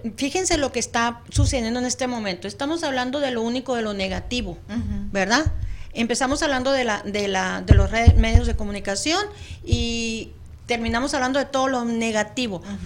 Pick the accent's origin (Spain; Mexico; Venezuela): Mexico; now in United States; Yo vivo lejos de mi país de origen